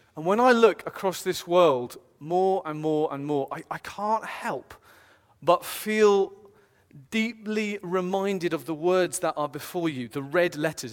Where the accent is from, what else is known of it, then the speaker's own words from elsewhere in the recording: United Kingdom; I'm British personally